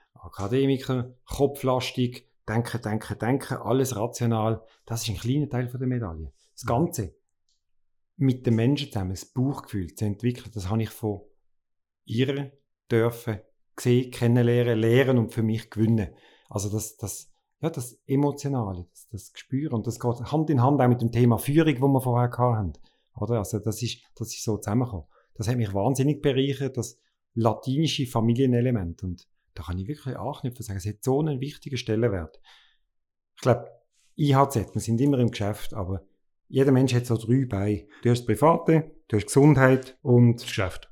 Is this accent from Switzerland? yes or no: yes; Basel, Basel-Stadt, Switzerland; now in Lucerne, Switzerland; als Basler musst du Klischee erfüllen. Und ich bin in der Nähe von der Chemie aufgewachsen